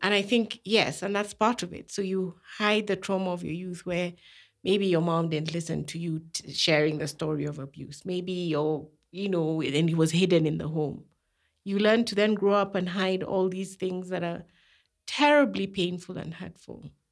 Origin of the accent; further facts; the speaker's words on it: Kenya; I was raised in Kenya